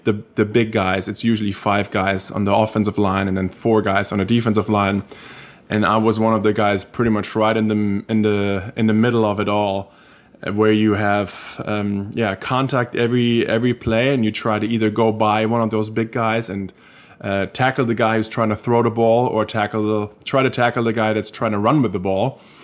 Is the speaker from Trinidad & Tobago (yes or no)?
no; Germany; accent: German; English is a second language; moved away as an adult; now in United States; growing up in Germany, coming to America, playing college football